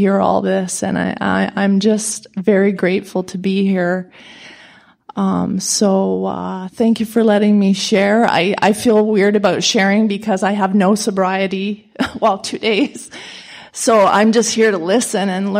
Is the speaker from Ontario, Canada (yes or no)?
yes; London, Ontario, Canada; I'm from London, Ontario, Canada